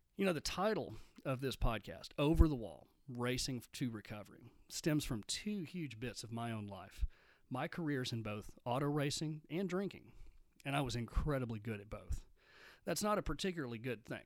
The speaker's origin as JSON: {"language": "English", "town": "Midland", "region": "Texas", "country": "United States", "tie": "born or raised there", "said": "I grew up in Midland, Texas"}